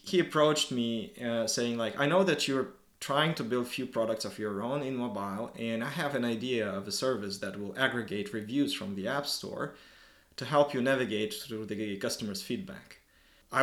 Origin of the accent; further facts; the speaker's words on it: Moscow, Russia; moved away as an adult; now in Helsinki, Finland; Originally, I'm from Moscow, Russia.